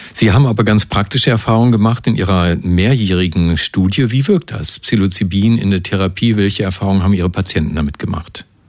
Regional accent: Brandenburg, Germany; bei uns in Brandenburg

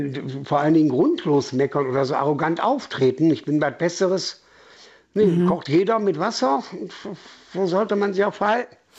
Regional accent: Essen, North Rhine-Westphalia, Germany; now in Bautzen, Germany; ich komme nicht aus Sachsen, ich komme mitten aus dem Ruhrpott.

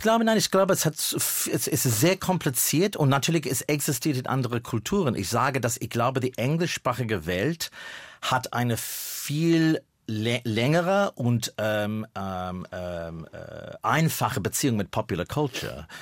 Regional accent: Melbourne, Victoria, Australia; German is a second language; moved away as an adult; now in Berlin, Germany; Da in Melbourne, wo ich geboren bin, der Winter war in meiner Kindheit Zeit äh, 12 Grad, 11

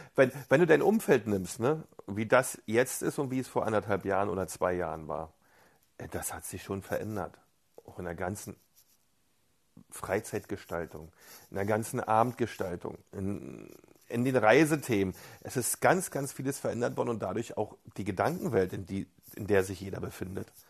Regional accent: East Germany, Germany; bei uns in der DDR

